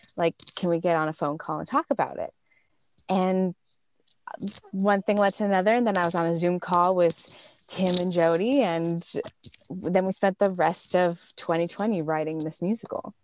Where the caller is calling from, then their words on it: New York City, New York, United States; I'm calling from, from Harlem, New York City.